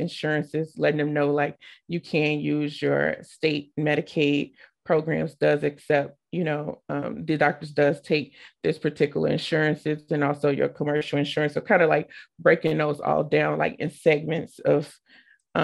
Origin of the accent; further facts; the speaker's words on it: Chicago, Illinois, United States; now in Manchester, United States; I live in Manchester, Iowa. I'm originally from Chicago, Illinois